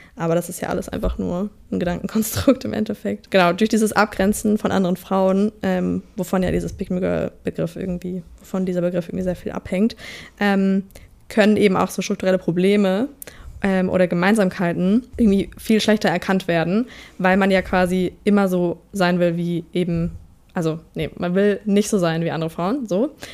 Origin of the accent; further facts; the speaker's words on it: Southern Germany, Germany; moved away; wir kommen beide aus Süddeutschland